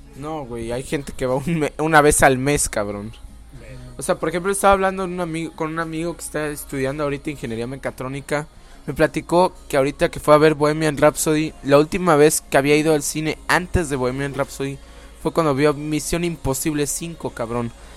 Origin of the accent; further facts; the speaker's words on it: Veracruz, Mexico; aquí en Veracruz